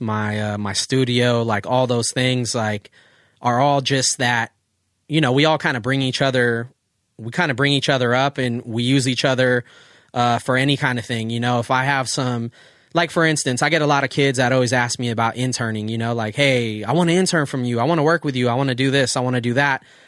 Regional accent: Oceanside, California, United States; where we grew up in Oceanside

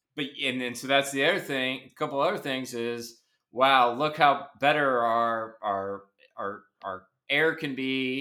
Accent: Nashville, Tennessee, United States; I grew up in Nashville

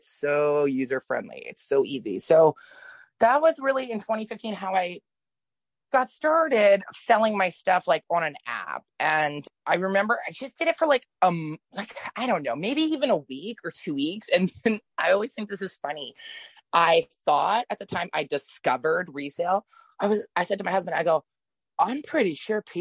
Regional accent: New Orleans and Mississippi, the coastal South, United States; I'm from the South originally. I was born in Mississippi and I grew up in like the coastal South, like New Orleans and Mississippi.

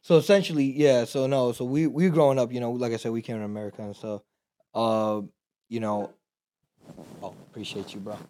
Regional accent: Texas, United States; also born or lived in Pakistan; we're from Texas

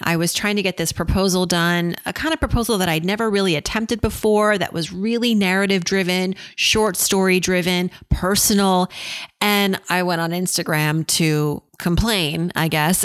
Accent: Worcester, Massachusetts, United States; growing up in Worcester to immigrant parents

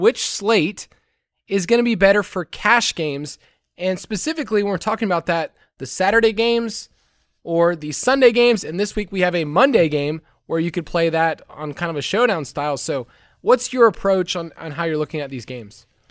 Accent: the South, United States; accent: southern twang; moved away; with my accent, and with where I'm at, I just can't I can't leave it

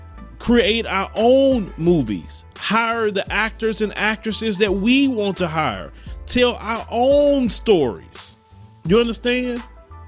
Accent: United States; I'm an American citizen. I'm a Black American.

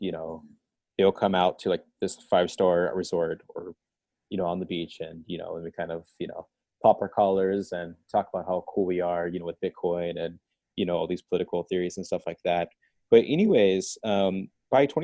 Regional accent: United States; As an American

